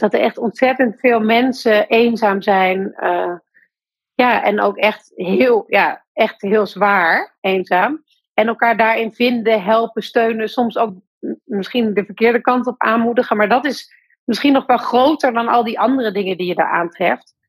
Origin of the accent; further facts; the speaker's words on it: Breda, North Brabant, Netherlands; Breda, waar ik geboren ben